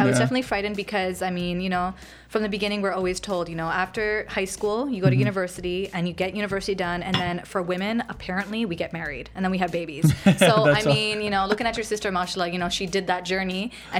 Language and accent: English; Hamilton, Ontario, Canada; also born or lived in Richmond Hill; so I was born and raised in Canada. Nice. So from Hamilton, traditionally up in the mountains. I'm a mountain girl.